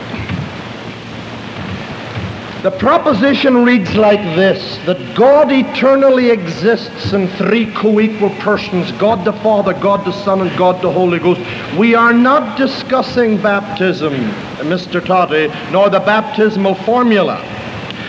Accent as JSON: {"language": "English", "country": "Ireland", "said": "I'm an Irishman, but I'm not a green Irishman. I'm an orange Irishman"}